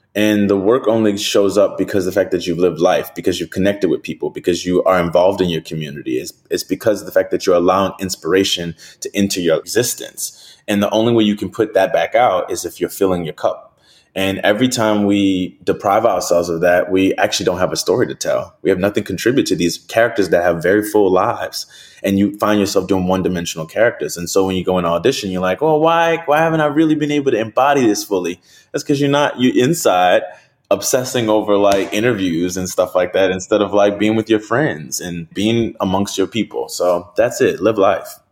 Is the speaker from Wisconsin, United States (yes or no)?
no; New Orleans, Louisiana, United States; I'm from New Orleans